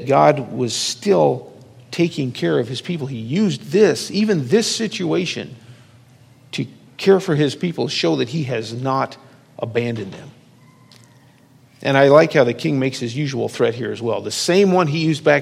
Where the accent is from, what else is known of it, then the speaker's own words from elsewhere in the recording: Lincoln, Nebraska, United States; growing up in Lincoln